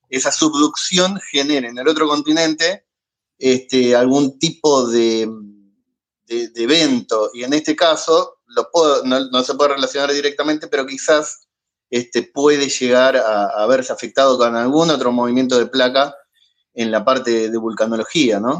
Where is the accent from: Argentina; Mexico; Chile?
Argentina; ¿se nota que soy argentino?